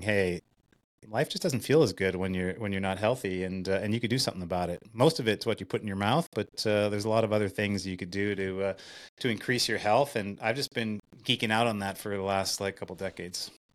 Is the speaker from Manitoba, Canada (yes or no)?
yes; Winnipeg, Manitoba, Canada; in Winnipeg, in, in my hometown